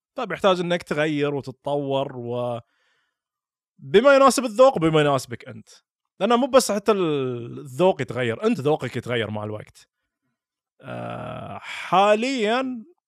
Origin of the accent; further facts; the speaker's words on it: Al-Ahsa, Eastern Province, Saudi Arabia; accent: Hasawi; also born or lived in Dammam / Riyadh / United States; اللهجه اللي انا اتكلم فيها اللي يتكلم فيها حسين عبد الله هي لهجه حساويه